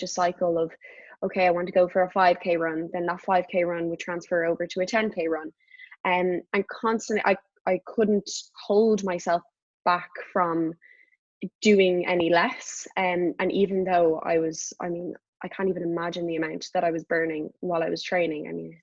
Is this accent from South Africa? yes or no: no; Dublin, Leinster, Ireland; moved away as an adult; also born or lived in United States; very near in South Dublin, very near where we live. And I would go up there whenever I was home from the States to train.